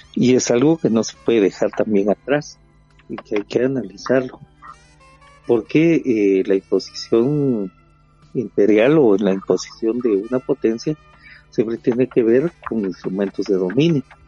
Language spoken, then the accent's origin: Spanish; Guatemala; nosotros como guatemaltecos